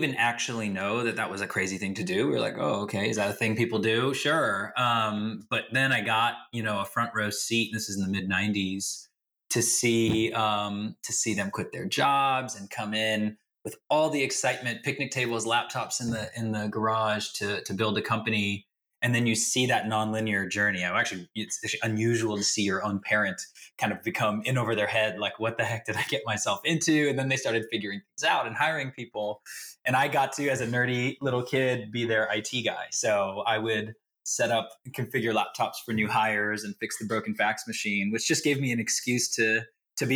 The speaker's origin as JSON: {"language": "English", "area": "the Bay Area", "region": "California", "country": "United States", "tie": "born or raised there", "said": "I grew up here in the Bay and I'm still here"}